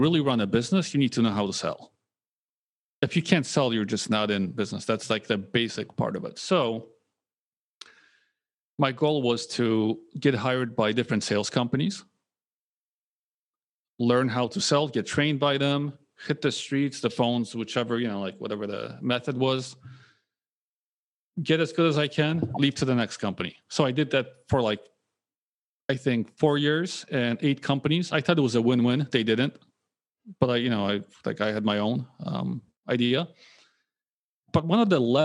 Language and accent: English; Poland; moved away; also born or lived in United States; I was born in Poland